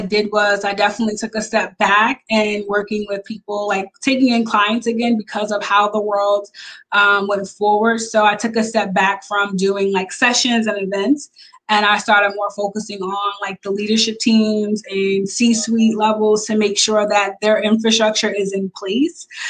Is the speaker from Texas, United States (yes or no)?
no; Long Island, New York, United States; I am from Long Island, New York